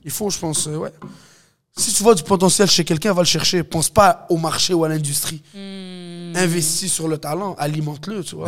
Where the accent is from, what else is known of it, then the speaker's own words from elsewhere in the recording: Montreal, Quebec, Canada; je viens de Montréal-Nord, je grandis avec des Haïtiens, des Africains, des Latinos, des Québécois